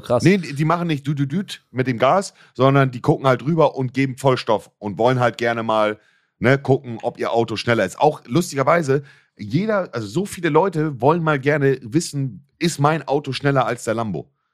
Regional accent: Germany; bei uns in Deutschland

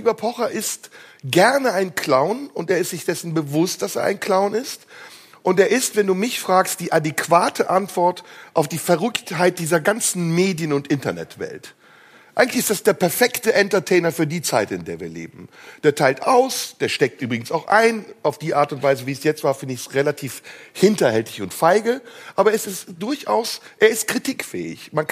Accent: Turkey; Ist doch meine Überlebenschance als Türke.

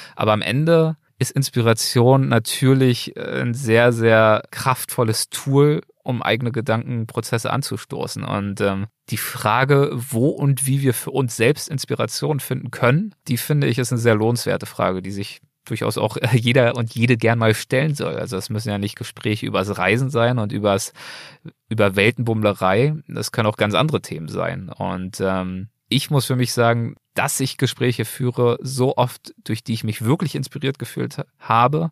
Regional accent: Berlin, Germany; now in Los Angeles, United States; Berlin ist der Ort, an dem ich aufgewachsen bin

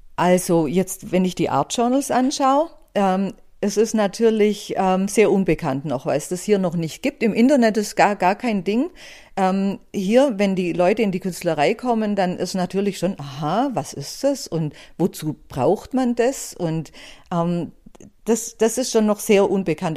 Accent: Buxheim, Bavaria, Germany; Ich bin im Allgäu aufgewachsen, in Buxheim, an, direkt an der Iller

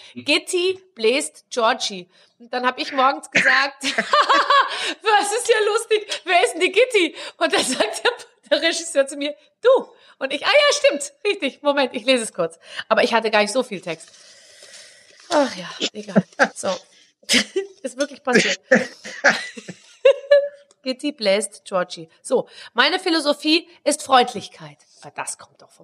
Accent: Germany; ich zum Beispiel bin ein Deutscher

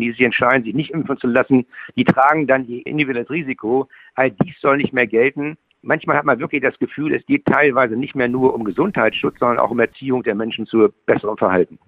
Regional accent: Schleswig-Holstein, Germany; ich bin ja Schleswig-Holsteiner

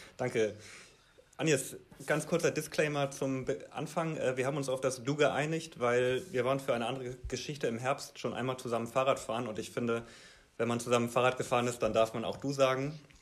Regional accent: Hamburg, Germany; als Hamburger

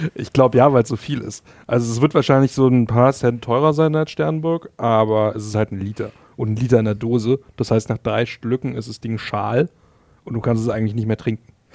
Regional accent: Berlin, Germany; bei uns in Berlin

